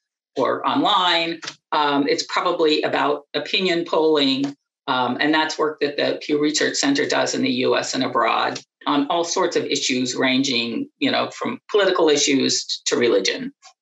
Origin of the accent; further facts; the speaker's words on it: Pennsylvania, United States; And we grew up in Western Pennsylvania